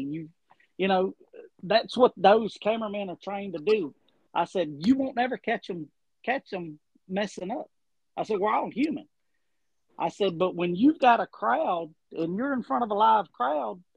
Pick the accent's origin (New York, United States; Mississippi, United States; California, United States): Mississippi, United States; Raleigh; also born or lived in Augusta, Georgia / Taylorsville, Mississippi / Laurel, Mississippi; Smith County. I was born in Augusta, Georgia. My daddy was a sailor